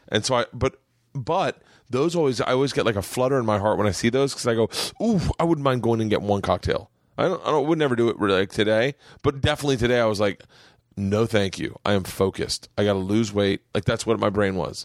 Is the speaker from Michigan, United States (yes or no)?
no; Florida, United States; I grew up in Florida